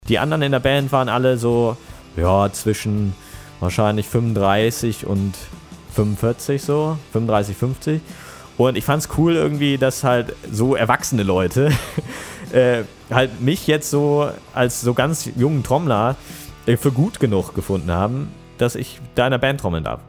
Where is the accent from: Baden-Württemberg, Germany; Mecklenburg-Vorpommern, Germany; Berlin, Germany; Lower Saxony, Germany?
Lower Saxony, Germany; also born or lived in Bremen / United States; now in Stade, Germany; Dann sind wir ins Umland gezogen und äh, da kommen wir ja alle so her, ne, aus dem Umland von Bremen